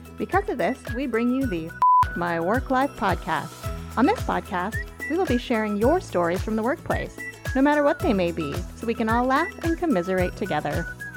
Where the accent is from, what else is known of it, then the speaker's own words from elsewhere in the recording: Kingston, New York, United States; moved away as an adult; also born or lived in Brooklyn; I'm actually originally from about 15 miles where I am right now, which is Kingston, New York